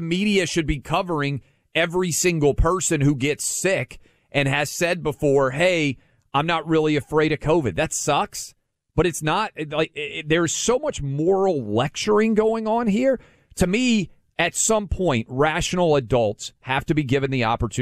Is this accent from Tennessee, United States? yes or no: yes; Nashville, Tennessee, United States; My hometown, I was a public school kid, K through 12 in Nashville, Tennessee.